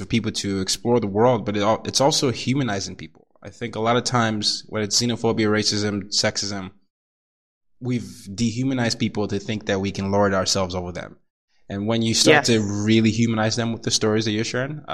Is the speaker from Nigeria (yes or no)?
yes; Nigeria; moved away; I'm Nigerian